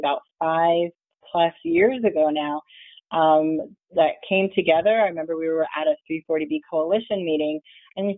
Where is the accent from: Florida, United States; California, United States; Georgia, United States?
Florida, United States; South; I'm from South Florida, and so it's pretty much summer weather all year